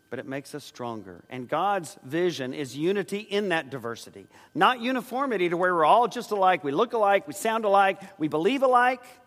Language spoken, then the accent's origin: English; San Antonio, Texas, United States; Joyce and I grew up in San Antonio